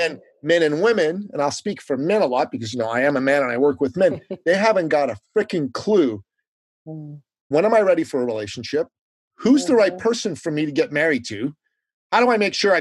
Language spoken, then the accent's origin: English; Iran; now in United States; I'm an immigrant from the Middle East, from Iran